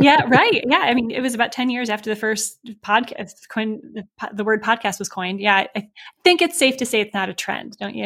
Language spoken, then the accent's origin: English; Michigan, United States; moved away as an adult; also born or lived in Chicago; now in Indianapolis, United States; I grew up in Michigan uh, by way of Chicago for a few years before we moved here um, to Indianapolis